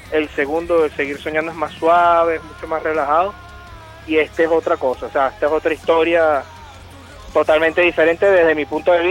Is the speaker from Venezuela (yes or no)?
yes; Venezuela; yo soy de Venezuela y yo, yo escucho la banda y soy fanático de la banda prácticamente desde que sé que existen